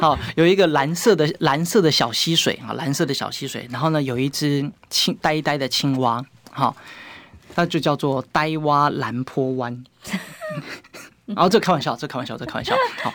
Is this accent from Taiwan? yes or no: yes; Taiwan; 问我们台湾人自己就知道